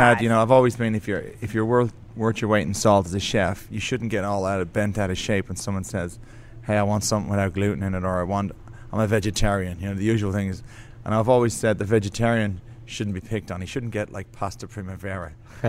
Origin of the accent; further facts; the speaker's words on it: Ireland; We started making breads at home, trying to make bread because I'm Irish.